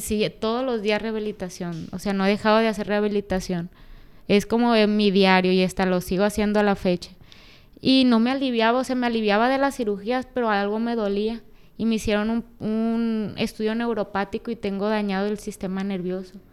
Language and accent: Spanish; Culiacán, Sinaloa, Mexico; moved away; also born or lived in Mexico City; Me siento bien estando en donde, donde yo nací.